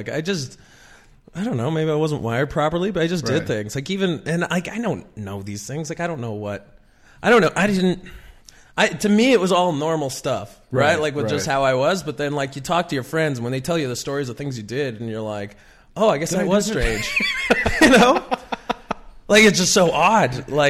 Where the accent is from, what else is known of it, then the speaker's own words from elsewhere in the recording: Pilot Butte, Saskatchewan, Canada; also born or lived in Regina, Saskatchewan; now in Toronto, Canada; I was born in Regina, but I was raised in Pilot Butte